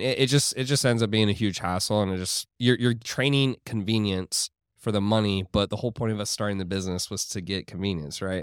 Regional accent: Houston, Texas, United States; moved away as an adult; now in Miami, United States; I grew up in Houston

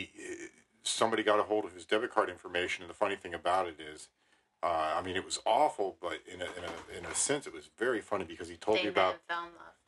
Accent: Maine, United States; I was born in Maine

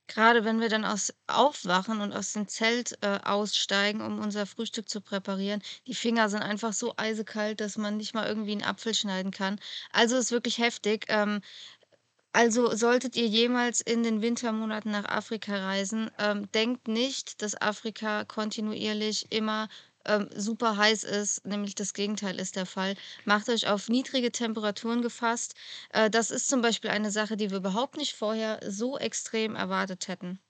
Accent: Germany; bei uns in Deutschland

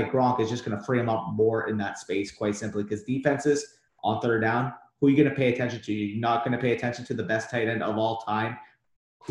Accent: Canada; I'm Canadian

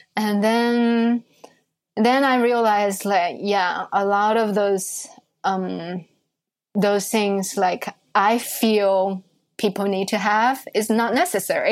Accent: Shanghai, China; moved away as an adult; now in New York, United States; growing up in Shanghai, I think it's it's a very international city

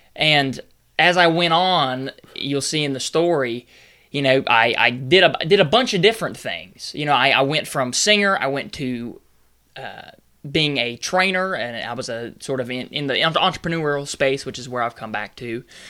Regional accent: North Carolina, United States; I'm originally from North Carolina.

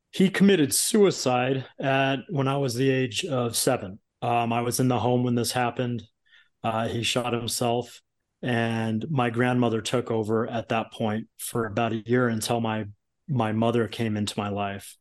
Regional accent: Long Beach, California, United States; I grew up in Southern California, Long Beach, California

